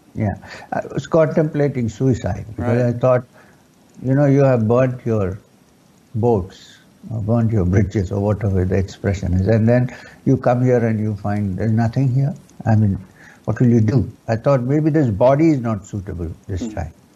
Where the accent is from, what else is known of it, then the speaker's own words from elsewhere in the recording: Kerala, India; first language Urdu; English is a second language; I was born and brought up in Kerala